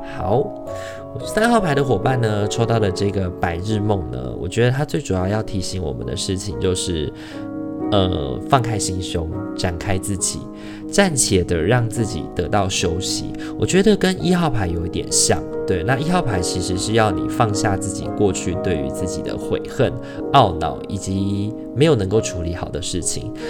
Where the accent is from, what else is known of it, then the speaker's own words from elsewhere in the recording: Taiwan; 农历年对于我们台湾人来说也是一个很重要的节庆